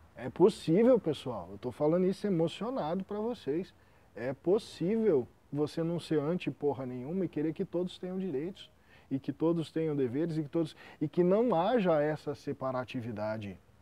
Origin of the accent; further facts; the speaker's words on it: Brazil; Eu, como brasileiro